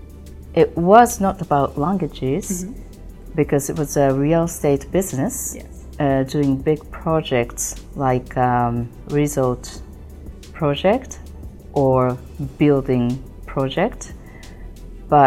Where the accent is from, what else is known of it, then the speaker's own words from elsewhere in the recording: Japan; English is a second language; moved away as an adult; also born or lived in Madrid; I am Japanese, born in Japan and grew up in Japan until I graduated from university.